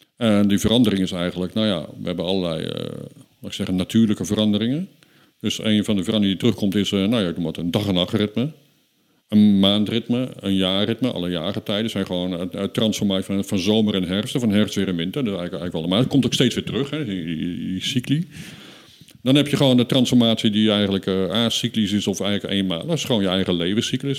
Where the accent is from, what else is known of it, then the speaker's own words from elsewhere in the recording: Netherlands; wij als Nederlanders